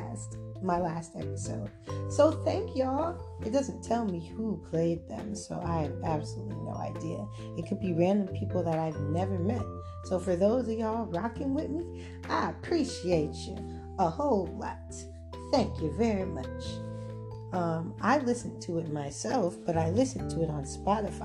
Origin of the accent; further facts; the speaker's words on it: Clayton County, Georgia, United States; also born or lived in Gwinnett County, Georgia; I grew up in Clayton County, but I lived in Gwinnett for a few years